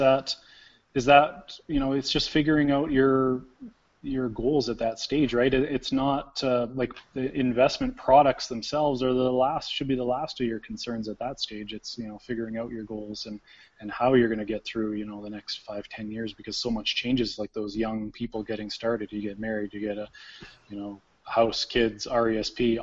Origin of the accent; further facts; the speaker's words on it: Canada; we're Canadian